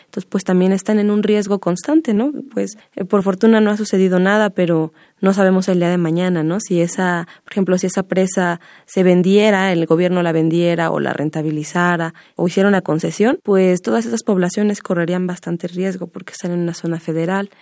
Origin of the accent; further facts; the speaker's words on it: Mexico City, Mexico; yo soy hija, ¿no? De Mazateca, nací aquí en la Ciudad de México y aunque yo nací aquí, siempre he tenido mucho apego con la sierra.